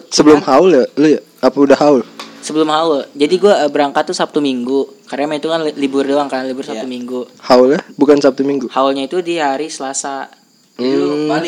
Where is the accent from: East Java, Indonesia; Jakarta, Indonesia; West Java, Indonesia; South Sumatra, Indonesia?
West Java, Indonesia; Bogor; Babakan Bogor Iya, kampung gue yang dulu lah.